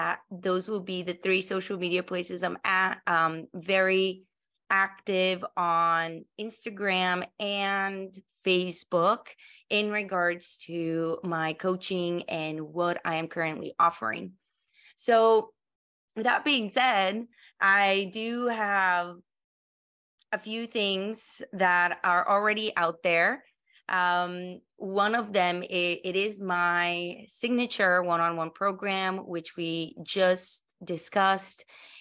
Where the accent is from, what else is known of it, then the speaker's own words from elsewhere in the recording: Colorado, United States; we're all from Colorado. You know, I lived there for many years.